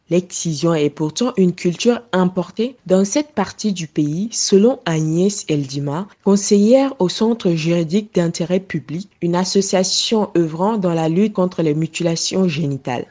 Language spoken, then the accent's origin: French; southern Chad, Chad; chez nous au Tchad et particulièrement au sud du pays